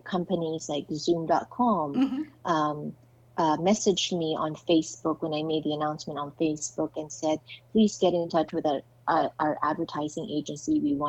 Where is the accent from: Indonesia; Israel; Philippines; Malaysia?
Philippines; now in United States; my, I guess, impact as a Filipino